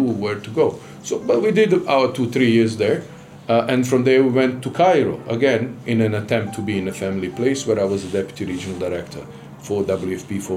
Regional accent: Sarajevo, Federation of Bosnia and Herzegovina, Bosnia & Herzegovina; moved away as an adult; now in Tanzania; the UN High Commissioner for Refugees office in Sarajevo, my hometown, during the war

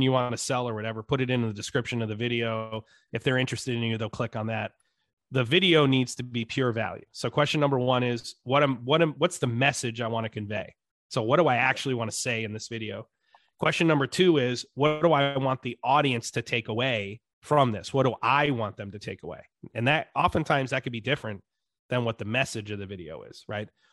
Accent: upstate New York, United States; also born or lived in Dallas, Texas; I grew up in upstate New York, in an adopted family in, in what is now today called the Rust Belt

